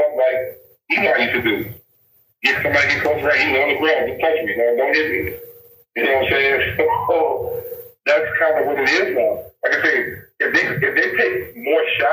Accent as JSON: {"language": "English", "town": "New Orleans", "region": "Louisiana", "country": "United States", "said": "I'm from New Orleans"}